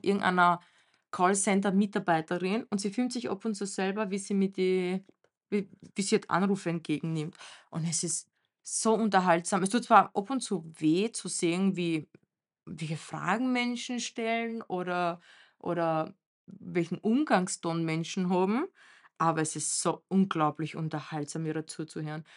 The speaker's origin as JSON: {"language": "German", "country": "Romania", "moved": "yes", "said": "Bei uns in Rumänien"}